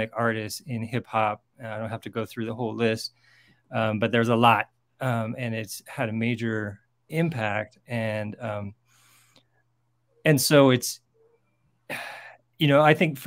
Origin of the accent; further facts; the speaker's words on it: California, United States; I'm from California. So I did my undergrad and grad in California.